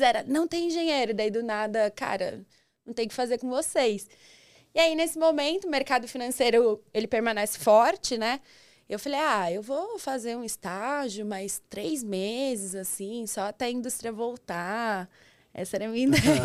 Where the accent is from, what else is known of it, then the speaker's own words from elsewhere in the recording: São Roque, São Paulo, Brazil; moved away as an adult; also born or lived in ABC Paulista, São Paulo; eu sou do interior de São Paulo, não tão interior assim, sou de São Roque